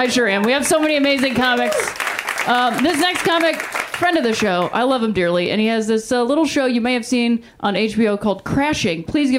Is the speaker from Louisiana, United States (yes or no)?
no; Ohio, United States; moved away; also born or lived in Indiana; I used to live in Indiana too. I mean, I didn't grow up there. I grew up in Ohio.